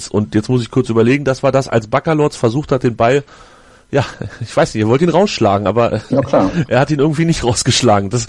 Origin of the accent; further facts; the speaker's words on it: Hanover, Lower Saxony, Germany; Ich als Hannoveraner sage, der wurde umgehauen.